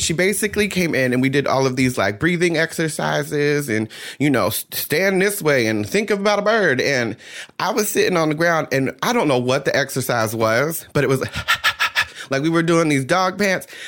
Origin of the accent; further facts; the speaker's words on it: New Jersey, United States; I grew up in South Jersey.